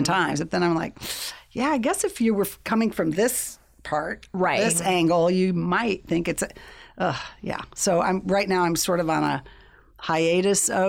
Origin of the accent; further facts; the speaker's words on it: California, United States; also born or lived in Berkeley, California / Solvang, California; I'm a native